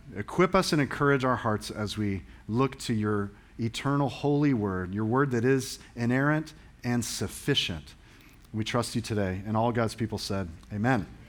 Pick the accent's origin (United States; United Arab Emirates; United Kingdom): United Kingdom; England; I'm an English guy